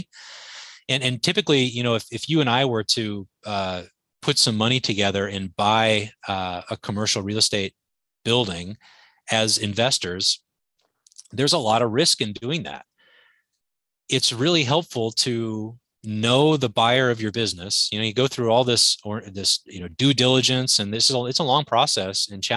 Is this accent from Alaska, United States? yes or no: yes; Anchorage, Alaska, United States; I grew up in Anchorage, Alaska.